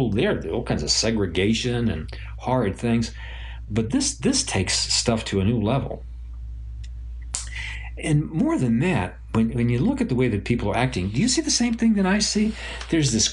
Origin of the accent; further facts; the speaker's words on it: New York City, New York, United States; where I grew up in Brooklyn